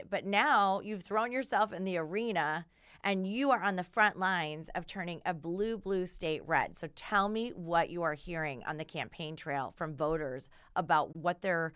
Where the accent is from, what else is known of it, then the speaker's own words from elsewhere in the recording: Michigan, United States; moved away; I'm from Michigan